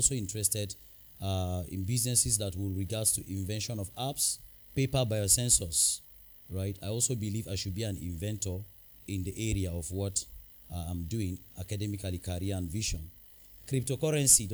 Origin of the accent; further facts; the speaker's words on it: Numan, Adamawa, Nigeria; I'm from Numan Adamawa State, Nigeria